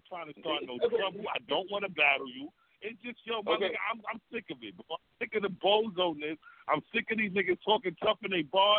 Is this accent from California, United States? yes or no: no; New York City, New York, United States; also born or lived in Brooklyn; I'm from Harlem, but I've been running through Brooklyn all my life.